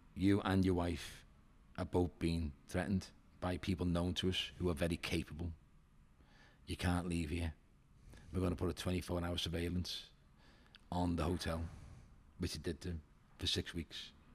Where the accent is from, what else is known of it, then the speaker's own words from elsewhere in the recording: Liverpool, North West England, United Kingdom; I'm from Walton, you know, Dane Street where the Spellow Pub is. That's where I'm from, County Road.